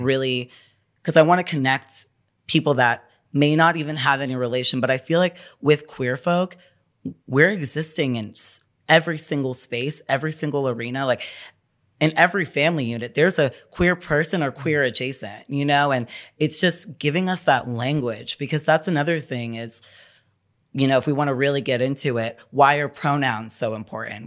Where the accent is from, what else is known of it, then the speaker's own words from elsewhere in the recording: New York City, New York, United States; I'm from New York City, born and bred